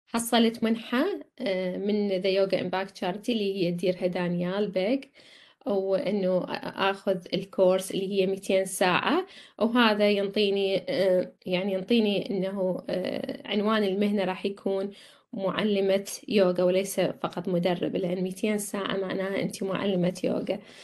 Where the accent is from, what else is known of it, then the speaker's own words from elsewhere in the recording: Iraq; moved away as an adult; now in Australia; كنت بالعراق